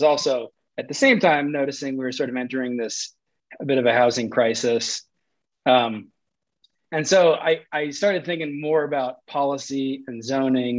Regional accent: East Coast, United States; moved away as an adult; also born or lived in Michigan / Abu Dhabi / Manhattan; now in Colorado, United States; from the East Coast

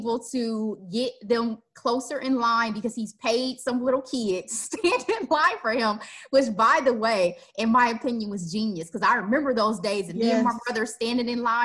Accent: Midwest, United States; as we say in the Midwest.

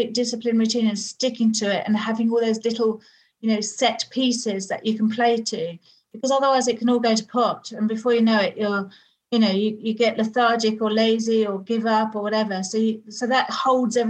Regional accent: United Kingdom; I'm British

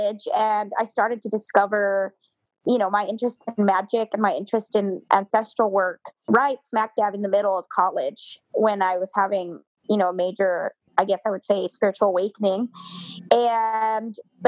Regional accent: Mexico; I was born in Mexico

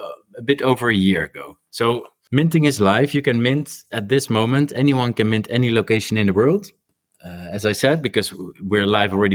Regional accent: Rotterdam, South Holland, Netherlands; my hometown, which is Rotterdam here back in the Netherlands

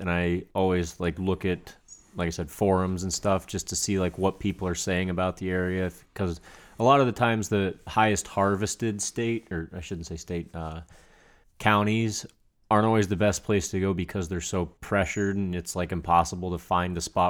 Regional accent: Pennsylvania, United States; I'm from Pennsylvania.

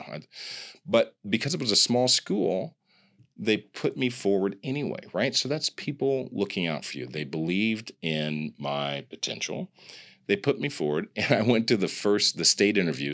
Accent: Kansas City, United States; also born or lived in Grinnell, Iowa; I'm from the Midwest. I'm from Kansas City

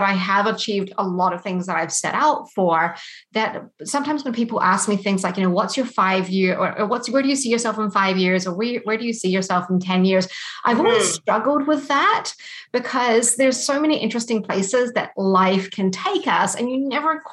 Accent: New Zealand; moved away as an adult; also born or lived in London, United Kingdom; now in Canada; I was born in New Zealand, and so I grew up there, and that's where I studied as well.

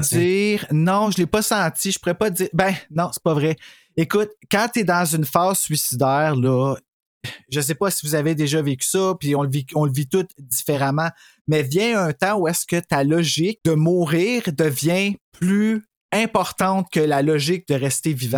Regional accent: Quebec, Canada; je suis québécois

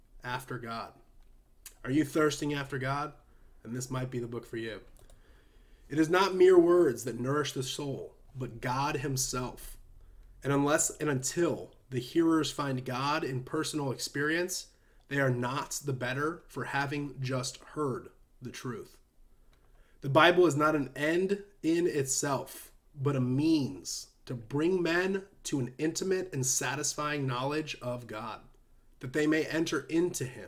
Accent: United States; we as American Christians

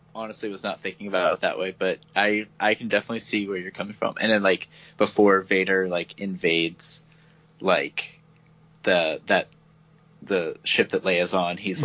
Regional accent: Texas, United States; we are actually both from Texas

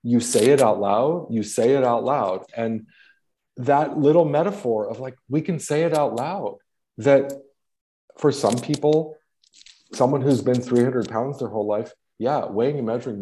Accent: Los Angeles, California, United States; I'm from Los Angeles.

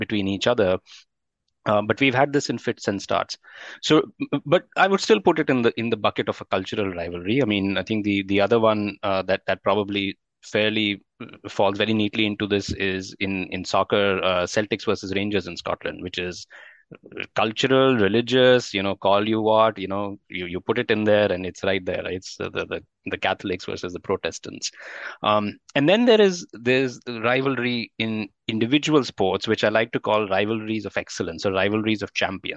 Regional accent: Delhi, India; as a young boy growing up in Delhi

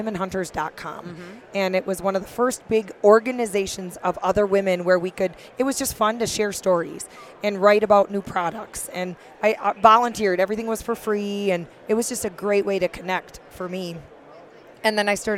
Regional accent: Fort Atkinson, Wisconsin, United States; accent: upper Midwest; also born or lived in Montana; now in Bitterroot Valley, Montana, United States; I'm a cheesehead and proud of it. I am from Fort Atkinson, Wisconsin. It's right in between Madison and Milwaukee

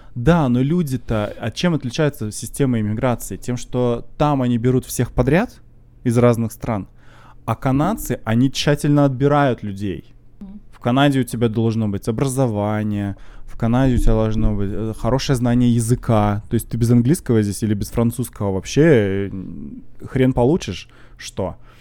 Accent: Russia; now in Canada; я из России

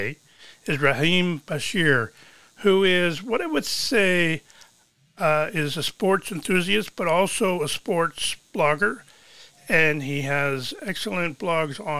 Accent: Toronto, Ontario, Canada; I grew up in Scarborough

